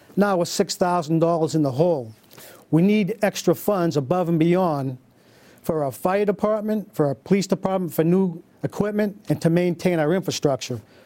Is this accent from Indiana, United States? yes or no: no; Beverly, Massachusetts, United States; I was born in Beverly